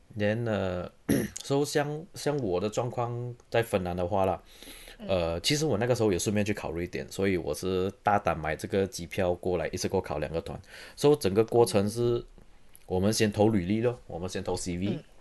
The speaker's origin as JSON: {"language": "Chinese", "town": "Serdang", "region": "Selangor", "country": "Malaysia", "also_born_or_lived": "Taiwan / Dresden, Germany / Munich, Germany", "moved": "as an adult", "lives_now": "Oulu, Finland", "said": "我来自，呃，Saint Lang-， 马来西亚雪兰莪州的沙登。So， 我中学是读，呃，吉隆坡学院中学，然后我大学有去台湾的东吴大学读音乐系，然后之后我到德国，先在Dresden，然后在Munich读我的嗯。master，然后我现在是在芬兰的 Aulu Symphony Orchestra担任这个长号 trombone 的演奏团员"}